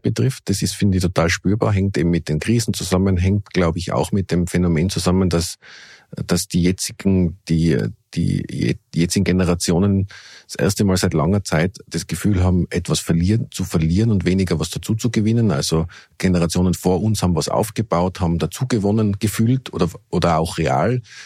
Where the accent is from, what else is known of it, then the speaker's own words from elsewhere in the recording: Innsbruck, Tyrol, Austria; in Innsbruck, in meiner Heimatstadt